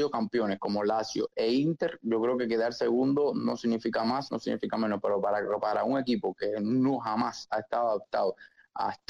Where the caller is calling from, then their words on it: Uruguay; saludo de Uruguay.